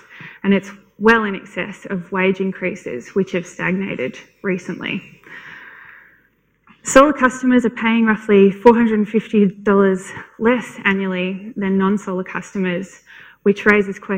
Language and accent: English; Canberra, Australian Capital Territory, Australia; I'm from Canberra